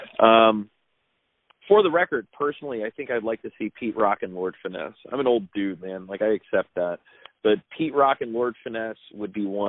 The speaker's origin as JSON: {"language": "English", "country": "Germany", "tie": "born or raised there", "said": "I grew up in Germany."}